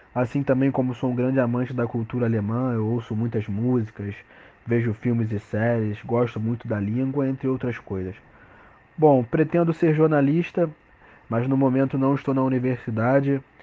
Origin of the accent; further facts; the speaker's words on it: Rio de Janeiro, Brazil; tenho 21 anos e sou do Rio de Janeiro